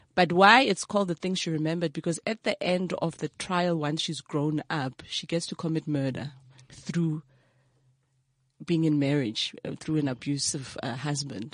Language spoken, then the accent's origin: English; Brakpan, Gauteng, South Africa; also born or lived in KwaThema / Springs; grew up from Tsakane